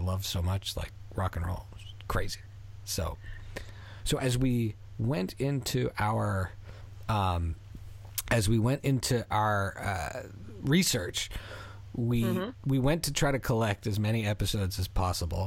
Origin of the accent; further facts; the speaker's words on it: Canada; also born or lived in Philadelphia, United States; I was raised in Canada too.